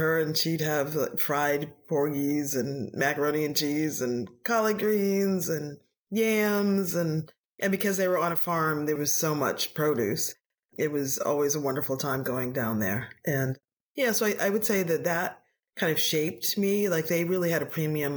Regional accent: Boston, Massachusetts, United States; I am African American and I grew up in Boston.

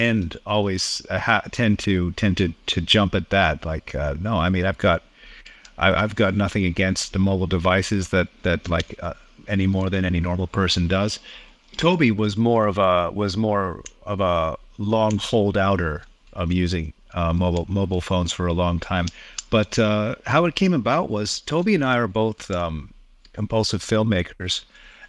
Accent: Toronto, Ontario, Canada; moved away as an adult; now in Tokyo, Japan; I'm Canadian born. I've been in the animation business for about 25 years. Lived in Toronto for most of my life

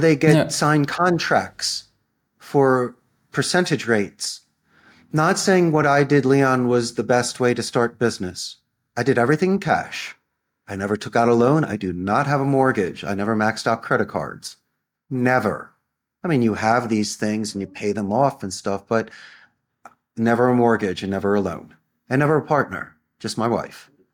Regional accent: Philadelphia, Pennsylvania, United States; moved away as an adult; now in Costa Rica; I'm from Philadelphia.

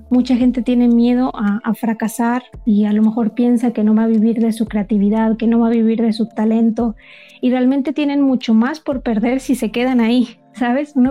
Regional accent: Monterrey, Nuevo León, Mexico; accent: norteña; also born or lived in Germany; Yo soy de México, soy de Monterrey. Lo que pasa es que ya no tengo acento como norteña porque viví esos cinco años en Alemania

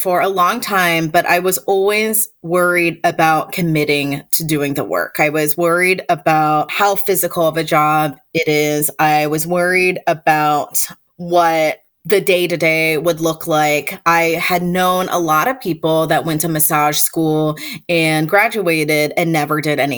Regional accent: Chapel Hill, North Carolina, United States; I grew up in Chapel Hill, North Carolina

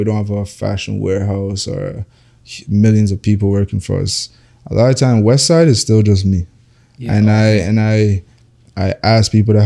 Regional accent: Toronto, Ontario, Canada; also born or lived in Jamaica; we're from Toronto

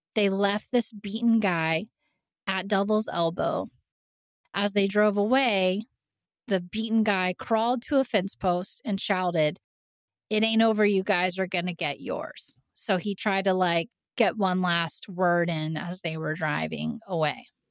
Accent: southeastern Indiana, United States; moved away; I grew up in a really small town in southeastern Indiana

